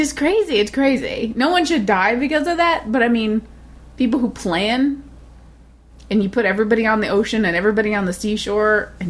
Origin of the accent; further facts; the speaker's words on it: United States; I'm from America.